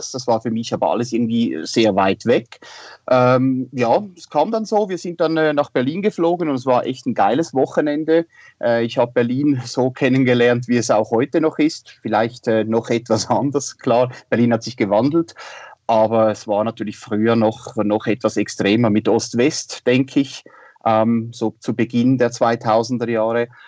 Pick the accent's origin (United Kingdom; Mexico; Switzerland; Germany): Switzerland; Winterthur, Zurich; aufgewachsen und äh, ja, groß geworden bin ich in Winterthur. Das ist eine Stadt in der Nähe von Zürich. Wie man äh, gut hören kann, ich bin Waschechter Schweizer.